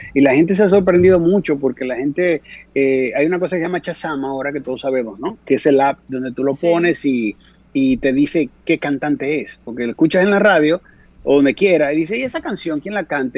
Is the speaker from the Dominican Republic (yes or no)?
yes; Dominican Republic; moved away; en mi propia tierra